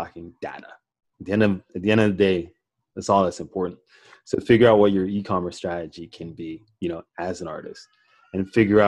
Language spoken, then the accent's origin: English; Toronto, Ontario, Canada; also born or lived in Jamaica; I grew up in Toronto, Canada. I was born in Jamaica, but I grew up in Toronto.